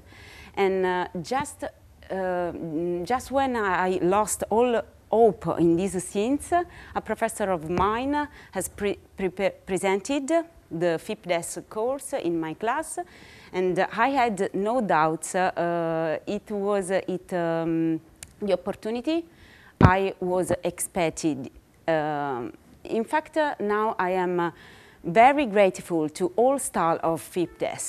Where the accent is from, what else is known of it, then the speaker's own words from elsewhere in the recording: Naples, Campania, Italy; moved away; I'm from Naples in Italy.